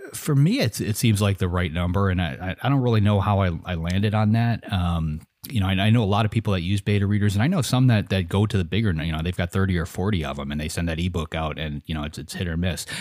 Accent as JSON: {"language": "English", "country": "United States", "said": "I'm an American"}